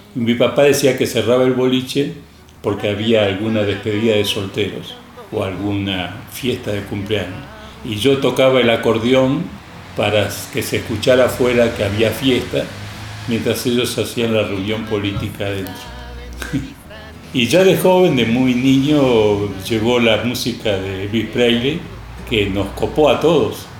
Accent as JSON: {"language": "Spanish", "region": "Buenos Aires", "country": "Argentina", "tie": "born or raised there", "also_born_or_lived": "Spain", "said": "Yo nací en España. A los cinco años nos fuimos a Argentina. Mis padres tuvieron que emigrar. Yo nací en una familia campesina. Nos fuimos a vivir a La Boca, un barrio muy popular."}